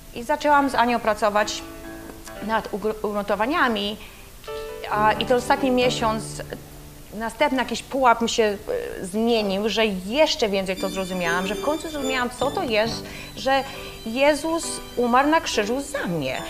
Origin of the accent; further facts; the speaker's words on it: Poland; będąc w Polsce